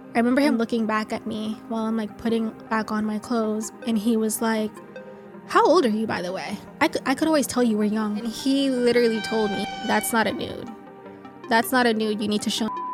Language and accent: English; Miami, Florida, United States; I'm originally from Miami, Florida